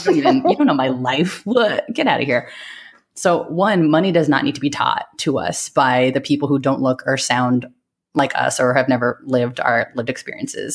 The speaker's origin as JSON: {"language": "English", "town": "San Francisco", "region": "California", "country": "United States", "tie": "born or raised there", "also_born_or_lived": "New York", "said": "I grew up in San Francisco Bay Area, so I grew up around a lot of Asian American families"}